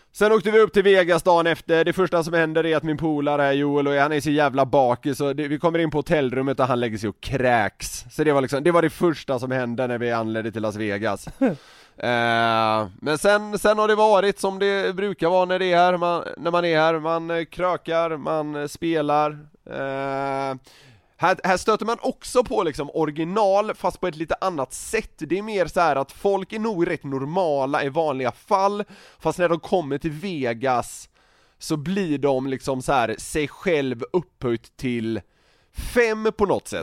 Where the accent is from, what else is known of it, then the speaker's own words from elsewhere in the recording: Sweden; vi var från Sverige